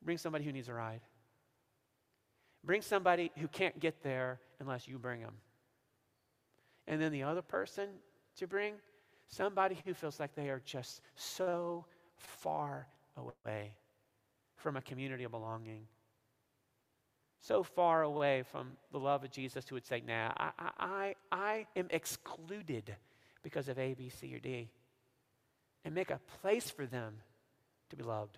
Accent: Missouri, United States; now in Oak Park, United States; growing up in Missouri

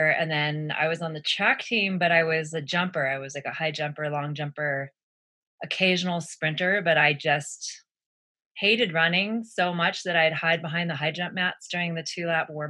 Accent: San Diego, California, United States; moved away as an adult; also born or lived in Santa Barbara, California; now in Boulder, United States; I grew up in North County, San Diego, sort of where Del Mar, Solana Beach, and Rancho Santa Fe converge

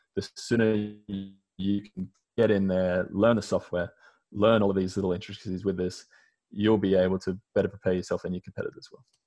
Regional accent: Australia; moved away as an adult; now in United States; you can blatantly hear by my accent, but I'm Australian. So I've lived in America for about the past four years.

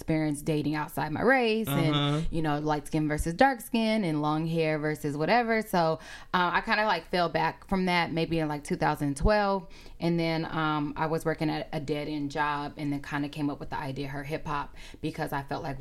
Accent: the Bay Area, California, United States; moved away as an adult; now in Los Angeles, United States; I'm from the Bay Area. I'm from the Bay Area originally. I've been in LA for 7 years

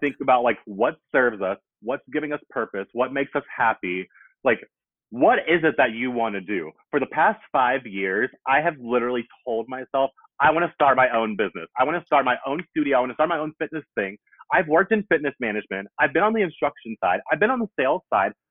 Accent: Greensboro, North Carolina, United States; moved away as an adult; also born or lived in New York / Charlotte, North Carolina / Oakland, California; now in Atlanta, United States; I'm from Greensboro, North Carolina

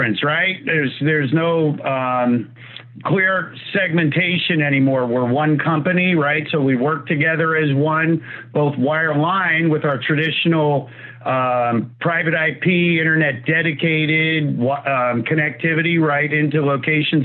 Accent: New Jersey, United States; accent: New York; I'm actually from Jersey

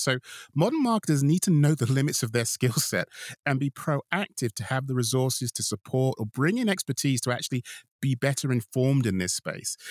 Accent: United Kingdom; I'm a Brit

